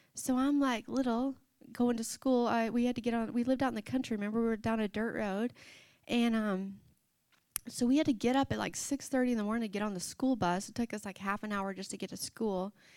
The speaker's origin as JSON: {"language": "English", "region": "Arkansas", "country": "United States", "tie": "born or raised there", "said": "we grew up in the Bible Belt, Arkansas"}